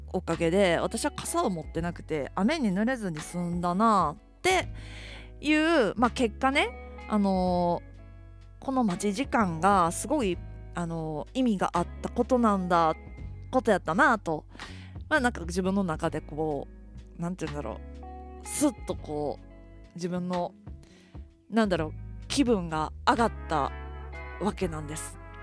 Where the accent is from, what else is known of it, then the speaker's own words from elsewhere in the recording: Kansai, Japan; now in Tokyo, Japan; 私関西人なんで